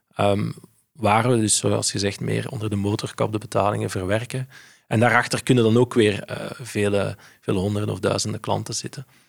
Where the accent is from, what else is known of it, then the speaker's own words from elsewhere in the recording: Flanders, Belgium; ik zeg handelaar als Belg, als Vlaming